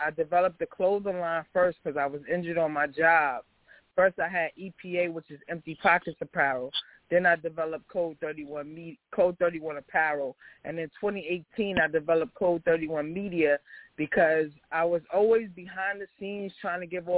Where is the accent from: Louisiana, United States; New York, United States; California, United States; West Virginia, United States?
New York, United States; New York City; I'm from Southside Jamaica, Queens.